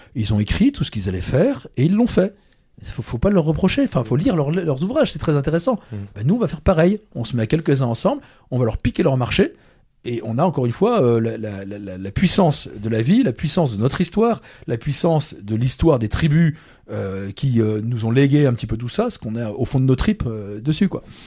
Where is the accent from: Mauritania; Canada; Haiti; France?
France; Brittany; ceux qui n'ont pas compris que je suis breton, maintenant ils le savent